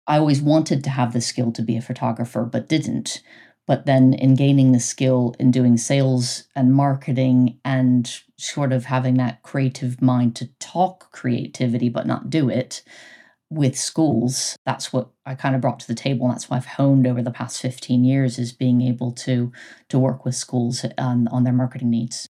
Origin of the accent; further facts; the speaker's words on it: United States; moved away as an adult; now in United Kingdom; I'm American